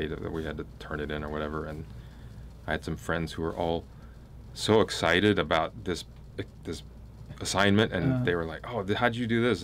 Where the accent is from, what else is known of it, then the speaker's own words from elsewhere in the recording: Los Angeles, California, United States; I grew up in Los Angeles.